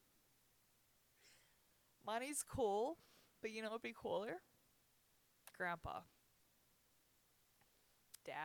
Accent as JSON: {"language": "English", "town": "Panguitch", "region": "Utah", "country": "United States", "said": "I'm from Penguich"}